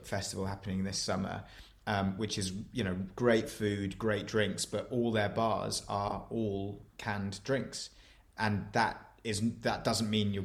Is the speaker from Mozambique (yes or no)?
no; near Tadcaster, Yorkshire and the Humber, United Kingdom; I grew up near Tadcaster in Yorkshire